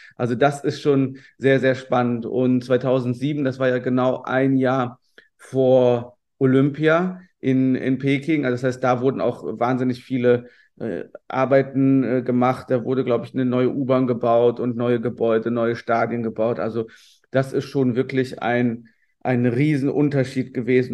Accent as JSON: {"language": "German", "town": "Marienheide", "region": "North Rhine-Westphalia", "country": "Germany", "tie": "born or raised there", "also_born_or_lived": "Cologne / China", "said": "Marienheide, also der Ort, an dem ich aufgewachsen bin"}